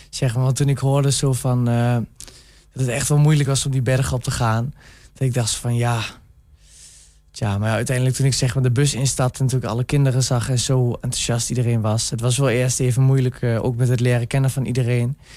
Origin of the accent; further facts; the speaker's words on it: Enschede, Overijssel, Netherlands; Ja, ja, ik kom zelf ook uit Enschede. Dus ik dacht zo van, dan gaan we wat doen voor die mensen.